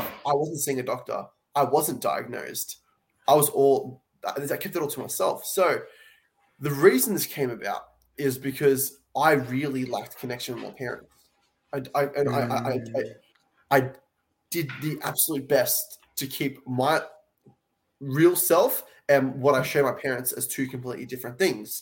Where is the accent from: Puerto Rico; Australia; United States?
Australia; Sydney, New South Wales; I'm from Sydney, Australia